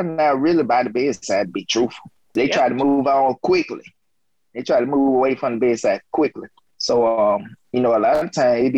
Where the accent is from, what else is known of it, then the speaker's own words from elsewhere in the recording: the South, United States; moved away; I'm from the South